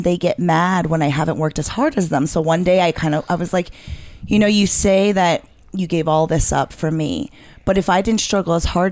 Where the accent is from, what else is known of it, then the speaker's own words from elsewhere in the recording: New York City, New York, United States; I'm a born and raised New Yorker from Queens